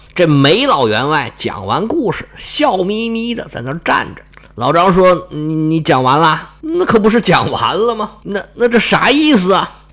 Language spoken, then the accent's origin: Chinese; China